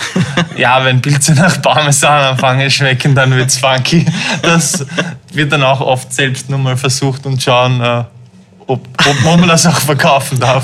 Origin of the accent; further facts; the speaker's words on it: Vienna, Austria; Aufgewachsen bin ich aber in Wien